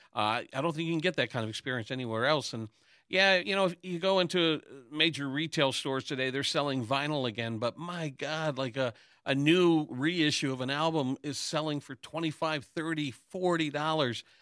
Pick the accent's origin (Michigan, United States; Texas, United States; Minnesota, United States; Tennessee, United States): Michigan, United States; Hamtramck; growing up in Hamtramck